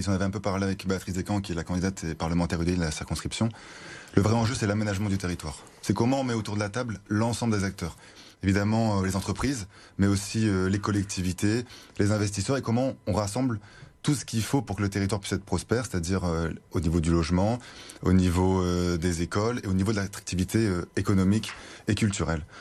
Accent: Lille, Hauts-de-France, France; Je suis un Lillois, j'étais au collège, au lycée à Lille, étudiant euh, à Lille. J'y habite maintenant

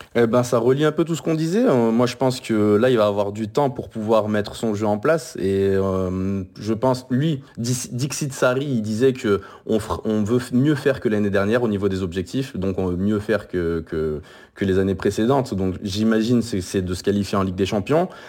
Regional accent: France; je suis français

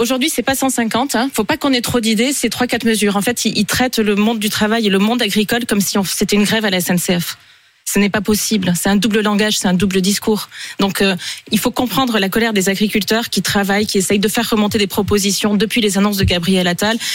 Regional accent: Tarn, Occitania, France; chez moi dans le Tarn

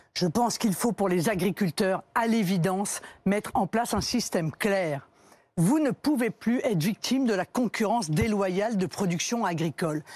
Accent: Brittany, France; Je suis bretonne

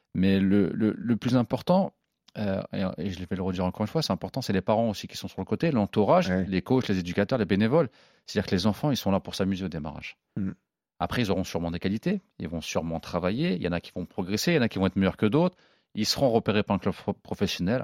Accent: Évreux, Normandy, France; j'ai grandi avec lui à Évreux

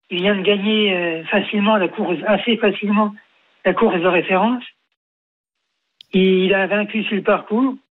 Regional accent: Marne, Grand Est, France; Moi, je suis originaire de la Marne.

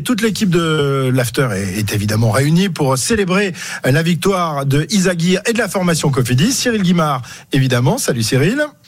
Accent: France; nous on est français

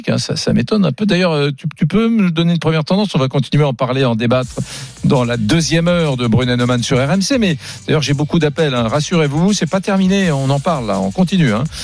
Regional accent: southern France, France; accent: Southern French; quand je pense que mon accent, je, me suis forcé à le perdre pour faire ce métier parce que ça se faisait pas

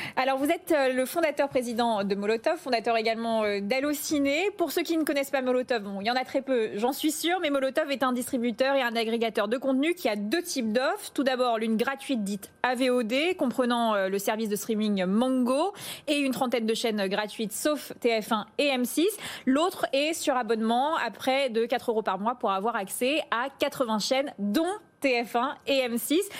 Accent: Paris, Île-de-France, France; en tant que parisienne

